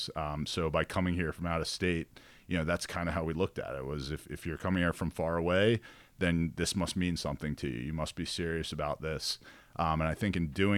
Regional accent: Baltimore, Maryland, United States; I was from Baltimore

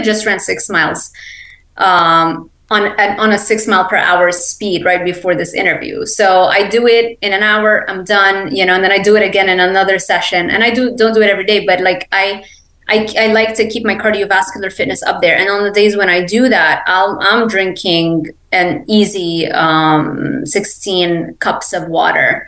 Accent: Lebanon; English is a second language; also born or lived in Miami; now in Ocala, United States; I grew up in Lebanon

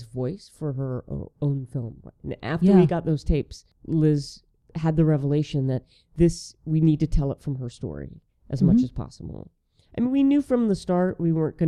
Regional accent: the South, United States; as someone who works in the film business, as a Southerner

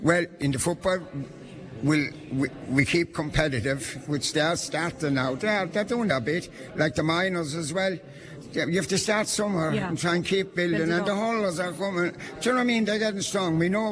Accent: Lisvernane, Munster, Ireland; growing up in Lisvernane was something else.

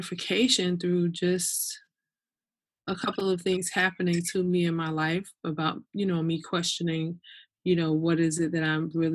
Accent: Newark, New Jersey, United States; I was born and raised in Newark, New Jersey.

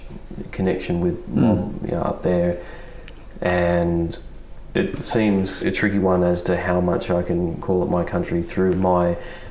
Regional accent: Sydney, New South Wales, Australia; now in Melbourne, Australia; I was born and raised in Sydney, and of course I'd make it up to Walgett and the Ridge once or twice every year, but it still feels like my family's cultural heart is up there.

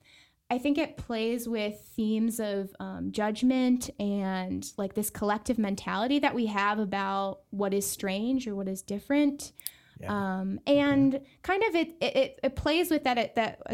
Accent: Buffalo, New York, United States; moved away as an adult; now in El Paso, United States; I'm from Buffalo, New York, which is right in Western New York on the Great Lakes, very close to Canada

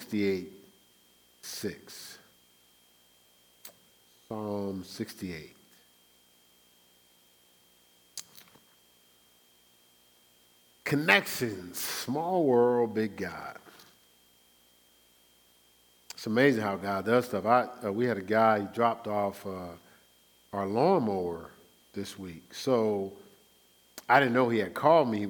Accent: Newark, New Jersey, United States; moved away; also born or lived in Irvington, New Jersey; I grew up in Newark

